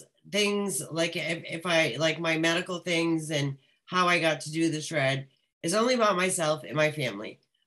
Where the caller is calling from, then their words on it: Rhode Island, United States; I am calling from Rhode Island.